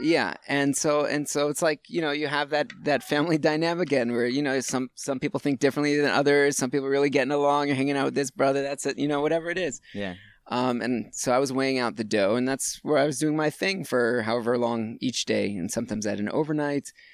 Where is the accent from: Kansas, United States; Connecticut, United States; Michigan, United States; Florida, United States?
Florida, United States; Hollywood; also born or lived in Hattiesburg, Mississippi / Gainesville, Florida; I was all of 2 years old when my parents picked up and moved to Florida